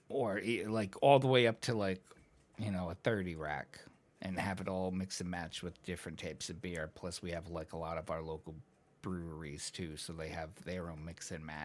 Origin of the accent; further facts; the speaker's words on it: United States; I'm American.